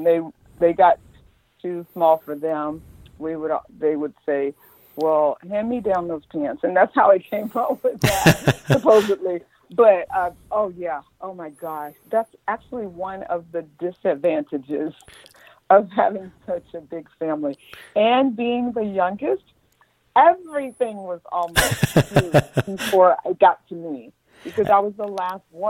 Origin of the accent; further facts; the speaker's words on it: the South, United States; me growing up in the South